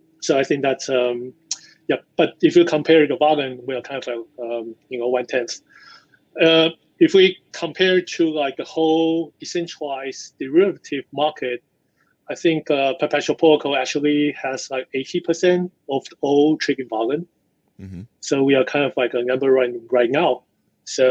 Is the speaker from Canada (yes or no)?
no; Taiwan; also born or lived in United States; I grew up in Taiwan